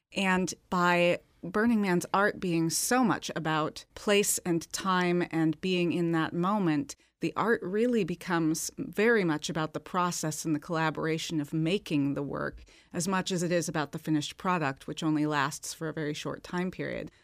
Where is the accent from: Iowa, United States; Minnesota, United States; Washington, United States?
Washington, United States; Seattle; I'm from Seattle.